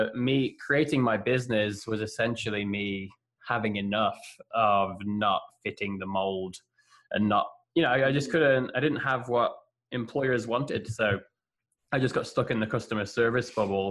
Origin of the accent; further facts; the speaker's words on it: England, United Kingdom; moved away; also born or lived in United States / Lisbon, Portugal / Hamburg, Germany / Barcelona, Spain; I've been in England a couple of times, living back there in my hometown